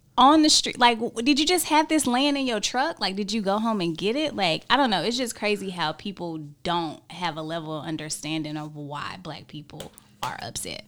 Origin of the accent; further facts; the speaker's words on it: Hickory, North Carolina, United States; I am from Hickory, North Carolina